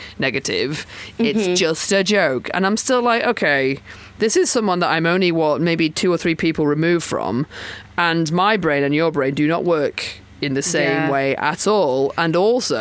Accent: Chesterfield, East Midlands, United Kingdom; from where I'm from, which I'm from Chesterfield, which is I think about 98% white

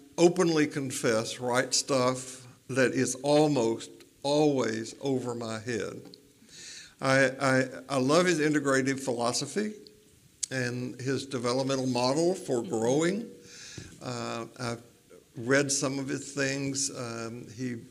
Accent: Tennessee, United States; growing up in Tennessee, it was don't drink, don't smoke, don't dance, or go with anybody who does

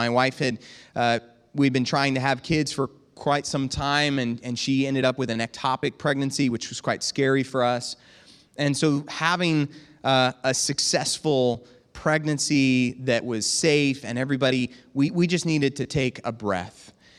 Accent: Bushnell, United States; from Bushnell.

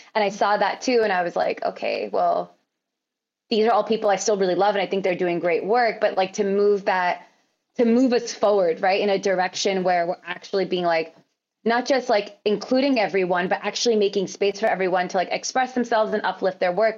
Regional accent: United States; I'm also American

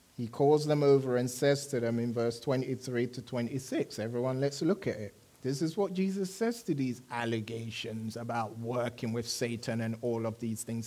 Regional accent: London, United Kingdom; moved away; I enjoyed living in London, grew up in London

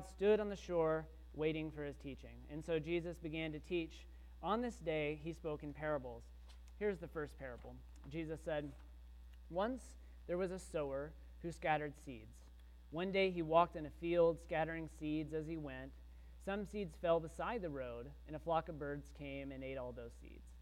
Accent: Texas, United States; I grew up in Texas, but I didn't grow up in a farm.

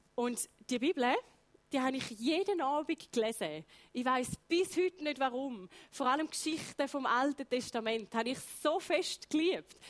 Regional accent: Heiden, Appenzell Ausserrhoden, Switzerland; Ich bin in Heide geboren, Appenzell Ausserrödlerin, Vollblut

